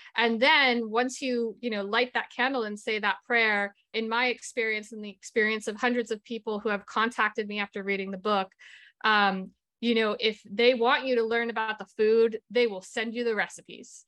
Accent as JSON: {"language": "English", "region": "Massachusetts", "country": "United States", "tie": "born or raised there", "said": "I come from an Italian-American family. I grew up in Massachusetts"}